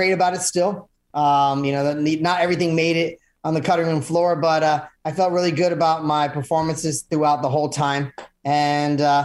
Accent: Orlando, Florida, United States; now in Melbourne, United States; I was actually born and raised in Orlando

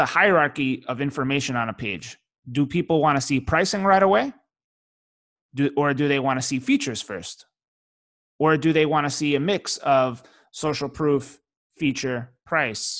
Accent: New York City, New York, United States; now in Miami, United States; I grew up in New York City. Raised in Brooklyn

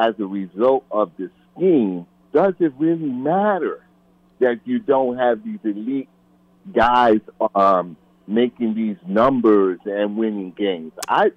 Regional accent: New York City, New York, United States; now in Virginia, United States; I'm born and raised in the Bronx and now here in Virginia

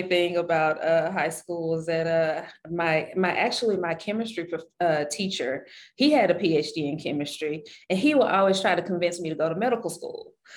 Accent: Shreveport, Louisiana, United States; moved away; I was born and raised in Shreveport, Louisiana.

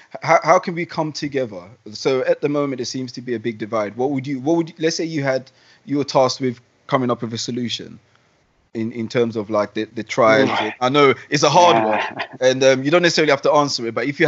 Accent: London, United Kingdom; also born or lived in Ghana / Sweden; I was born in Ghana, for instance, and then I moved to Sweden, where I was the only black kid. Then I moved to bang in the middle of London, where there was only one white kid in my class.

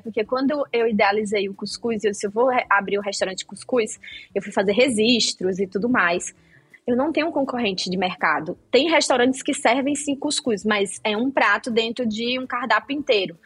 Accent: Rio Grande do Norte, Brazil; no Rio Grande do Norte, de onde eu sou, tem a cultura de peixe frito para tomar café de manhã

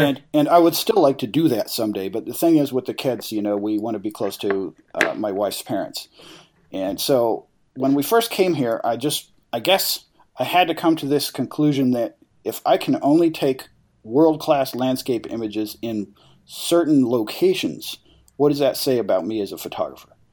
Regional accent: Farmington, New Mexico, United States; I was born in Farmington

